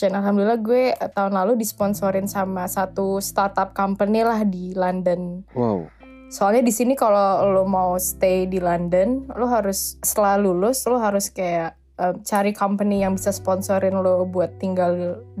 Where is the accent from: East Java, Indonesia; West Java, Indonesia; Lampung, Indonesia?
West Java, Indonesia; Kayak gue … tuh gue kan orang Sunda kan.